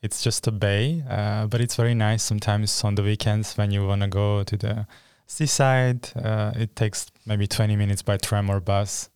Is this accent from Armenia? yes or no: yes; Armenia; now in Norrköping, Sweden; I'm from Armenia and I'm studying Ethnic and Migration Studies in campus Norrköping